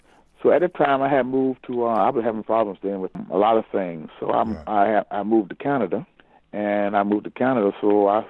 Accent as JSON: {"language": "English", "region": "Florida", "country": "United States", "said": "because I came from Florida, and I was around. Because they figured I was around fish."}